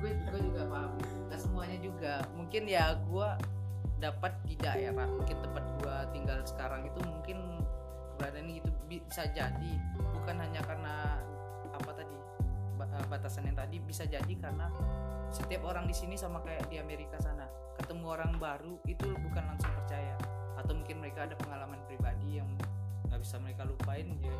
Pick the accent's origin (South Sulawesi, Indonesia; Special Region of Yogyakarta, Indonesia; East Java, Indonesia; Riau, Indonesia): Riau, Indonesia; Pekanbaru; moved away as an adult; also born or lived in Batam; now in Jakarta, Indonesia; gue asli Riau cuma lahir gue di Batam